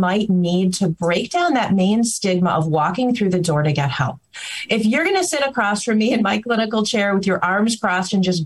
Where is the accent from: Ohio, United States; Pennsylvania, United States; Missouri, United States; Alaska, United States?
Alaska, United States; I'm from Alaska, and we have a huge landmass state